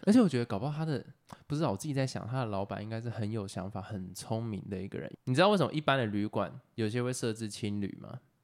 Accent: Taoyuan, Taiwan; moved away; also born or lived in Yilan / Taichung / Pingtung; 我自己是就桃园土生土长

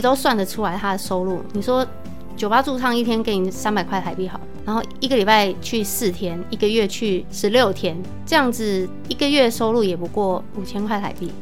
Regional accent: Taiwan; 其实我们台湾人比较习惯听的英语是比较偏美加的

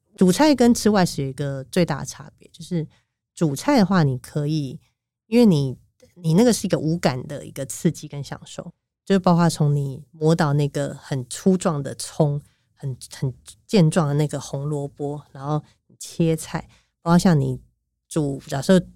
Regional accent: Taiwan; 我们台湾人对于我们，呃，台湾菜很骄傲

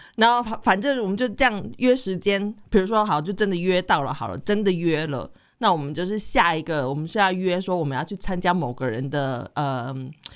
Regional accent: Taiwan; moved away as an adult; now in Netherlands; 我是台湾人嘛

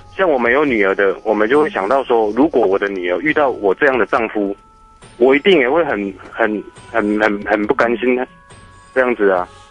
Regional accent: Taiwan; 而我们台湾人就不一样啊

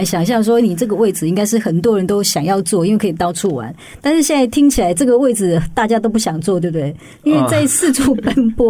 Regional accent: Pingtung County, Taiwan; 是不是很多屏东人也跟我一样？

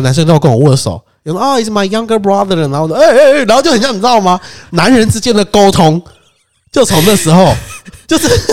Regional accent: Taiwan; 我们台湾人

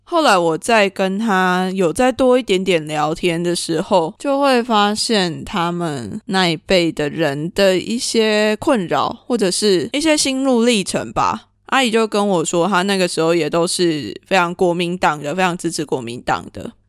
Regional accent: Taiwan; now in Australia; 其实这两次我都有带着我从台湾带来的台独金鱼旗。

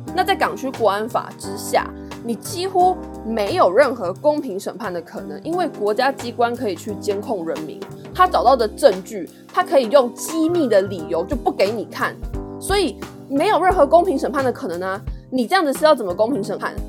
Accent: Taiwan; 我是台湾人

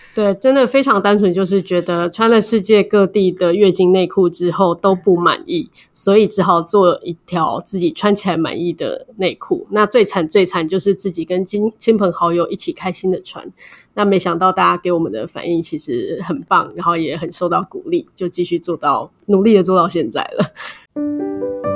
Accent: Taiwan; 身为台湾人，在台湾这个地方

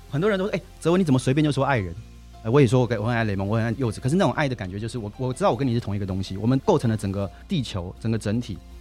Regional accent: Taiwan; 我是台湾人，在新加坡的报纸写评论东南亚文章

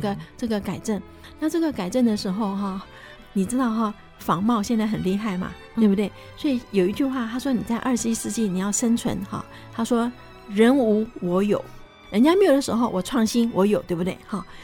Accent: Taiwan; moved away; also born or lived in United States; 我刚回台湾的时候

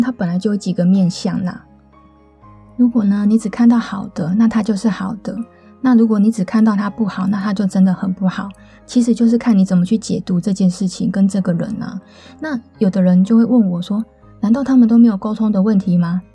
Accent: Taipei, Taiwan; also born or lived in Taichung; 我是台北人嘛，然后我就到台中念书

